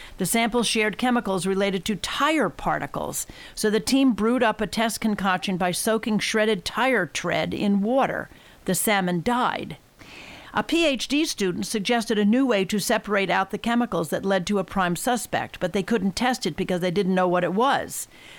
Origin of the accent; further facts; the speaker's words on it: Georgia, United States; here in my home state of Georgia